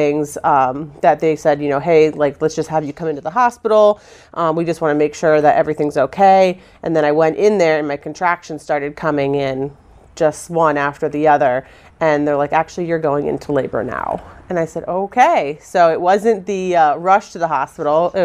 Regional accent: Palm Beach, Florida, United States; I was born in Palm Beach, Florida

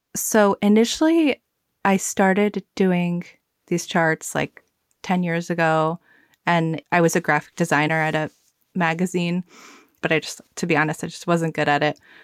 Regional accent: the South, United States; I grew up in the South

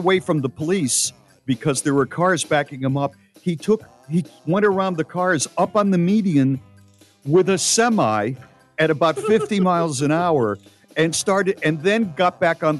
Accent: United States; as an American

